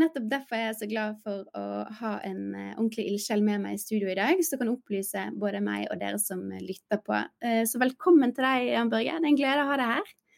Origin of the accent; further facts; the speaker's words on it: Bergen, Vestland, Norway; min hjemby, Bergen